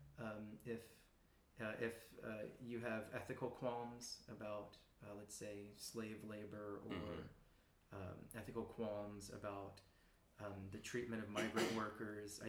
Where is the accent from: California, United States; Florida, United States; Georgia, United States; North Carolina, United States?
North Carolina, United States; moved away as an adult; also born or lived in Kansas; now in Korea; Originally from, born in Kansas, raised in North Carolina, so moved around a bit